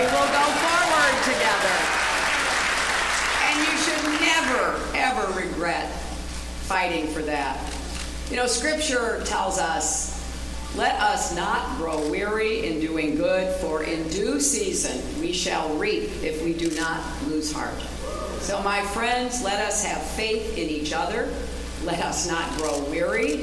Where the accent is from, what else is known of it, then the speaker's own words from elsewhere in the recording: United States; I am an American